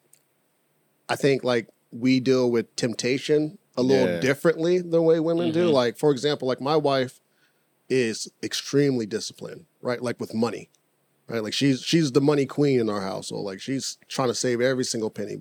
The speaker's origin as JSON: {"language": "English", "town": "Sacramento", "region": "California", "country": "United States", "tie": "born or raised there", "also_born_or_lived": "Los Angeles", "said": "I grew up here."}